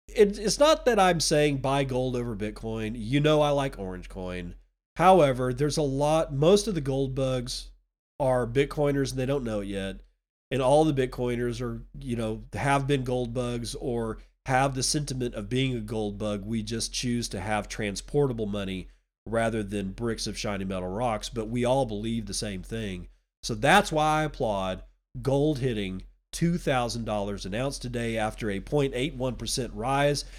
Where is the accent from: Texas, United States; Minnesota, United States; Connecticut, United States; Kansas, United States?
Texas, United States; now in Washington, United States; I'm a Texan